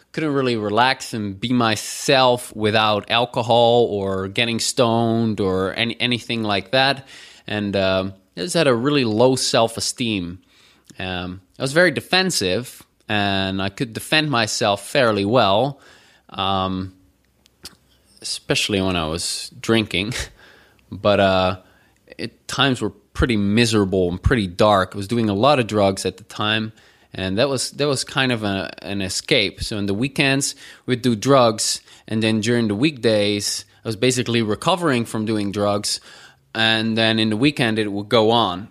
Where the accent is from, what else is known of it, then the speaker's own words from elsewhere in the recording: Netherlands; growing up in the Netherlands